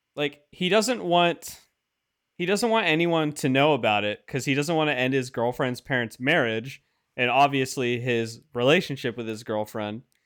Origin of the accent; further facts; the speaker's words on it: Washington, United States; I'm from Washington, so it's c, f, somewhat local.